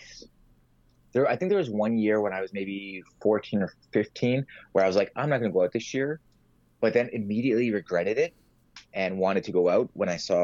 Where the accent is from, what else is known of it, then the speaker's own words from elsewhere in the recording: Mississauga, Ontario, Canada; I grew up in Streetsville, in Mississauga, and it's actually one of Canada's or Ontario's oldest little towns